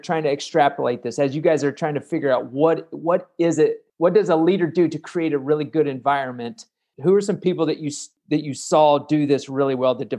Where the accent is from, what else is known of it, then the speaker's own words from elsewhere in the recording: Kansas, United States; I'm from Kansas.